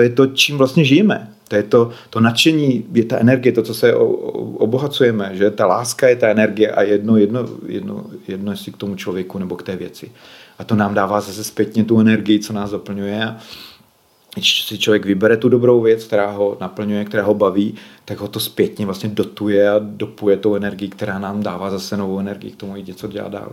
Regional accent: Moravia, Czechia; moved away as an adult; also born or lived in Bohemia; jsem odešel eh, z Moravy byl jsem na vojně

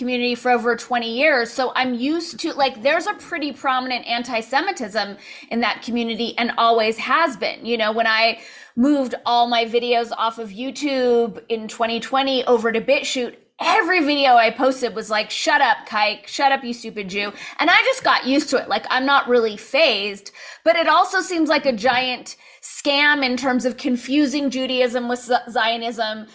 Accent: United States; I was born in the States

